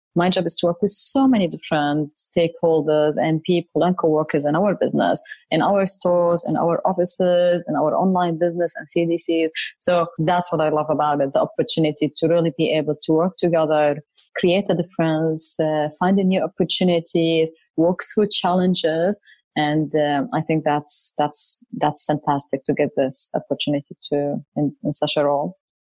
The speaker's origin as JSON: {"language": "English", "country": "Syria", "tie": "born or raised there", "also_born_or_lived": "Saudi Arabia / Jordan (ancestry)", "moved": "as an adult", "lives_now": "Sydney, Australia", "said": "So I'm originally Jordanian, but I've never lived in Jordan. I grew up in Saudi Arabia and then I lived most of my life in Syria before moving here to Australia."}